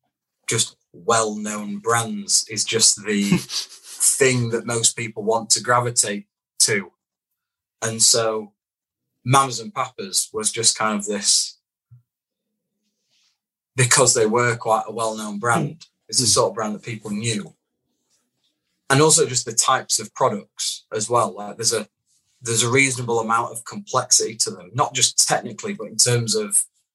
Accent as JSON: {"language": "English", "town": "Doncaster", "region": "Yorkshire and the Humber", "country": "United Kingdom", "tie": "born or raised there", "also_born_or_lived": "Hook", "said": "I was actually born in Hook in Hampshire. I just don't sound like it because I moved when I was about five. But yeah, I'm from Doncaster."}